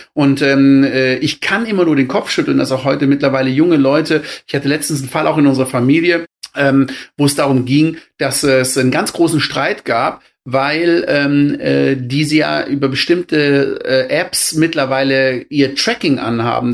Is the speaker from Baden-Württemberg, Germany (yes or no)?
yes; Black Forest, Baden-Württemberg, Germany; Ich bin ja aus dem Schwarzwald